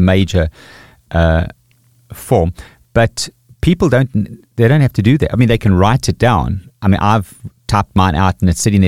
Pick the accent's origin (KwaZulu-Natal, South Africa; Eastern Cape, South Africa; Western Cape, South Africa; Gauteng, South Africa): KwaZulu-Natal, South Africa; also born or lived in Pretoria; in my experience in Natal, growing up with Zulu people